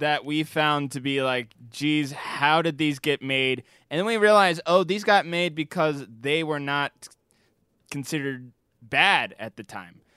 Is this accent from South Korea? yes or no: no; United Kingdom; me being British